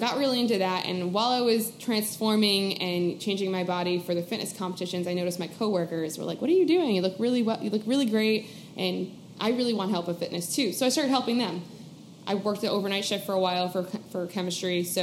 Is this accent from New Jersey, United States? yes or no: yes; New Jersey, United States; moved away as an adult; also born or lived in Rhode Island; I'm actually originally from New Jersey